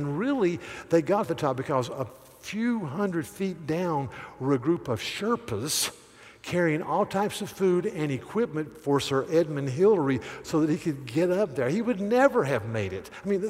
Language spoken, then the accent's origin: English; near Pilot Mountain, North Carolina, United States; I could see Mount Pilate from my front yard growing up. So Mayberry supposedly took place somewhere where I lived.